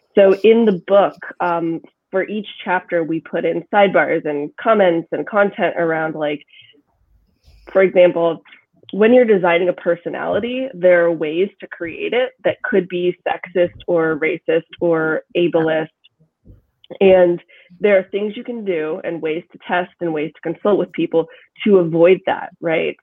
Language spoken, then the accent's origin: English; Kansas, United States; now in Brooklyn, United States; I'm from Kansas where people you talk and then you stop talking and then the other person starts talking. now I live in Brooklyn